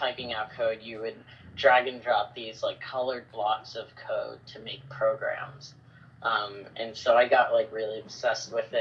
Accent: New York, United States; now in Bangkok, Thailand; I was born and raised in New York.

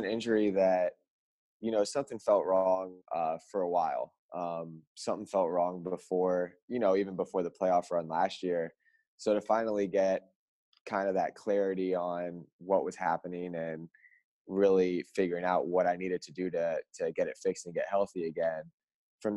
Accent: Florida, United States; moved away as an adult; now in Oregon, United States; growing up in Florida

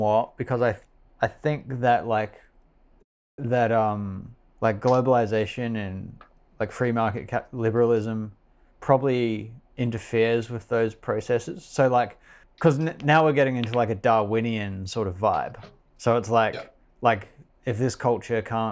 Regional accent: New Zealand; also born or lived in Australia; I was born in Australia to parents from New Zealand, and I moved back to New Zealand where I just essentially had no meaningful identity

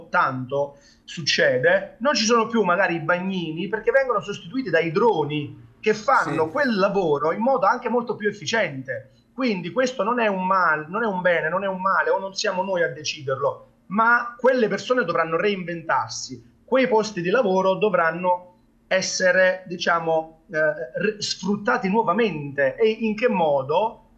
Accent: Naples, Campania, Italy; mi, compete quasi per obbligo essendo napoletano, quindi eh, è, è, un po' la nostra cultura

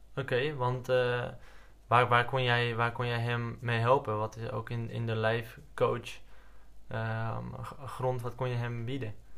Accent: Netherlands; als Nederlanders

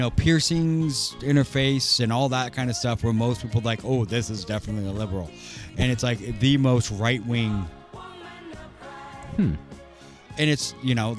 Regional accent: Maple Valley, Washington, United States; I grew up in Maple Valley, and Maple Valley was very racist as I was growing up

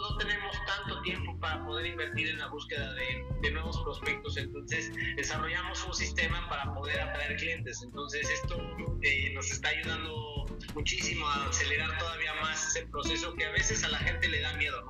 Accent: Mexico; moved away as an adult; now in Panama; trabajamos acá en Panamá, nos movimos por esta oportunidad de trabajo, somos mexicanos

